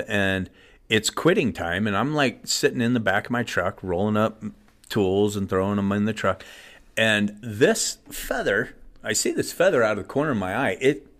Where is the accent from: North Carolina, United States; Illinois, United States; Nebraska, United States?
Nebraska, United States; now in Denver, United States; We grew up in Nebraska.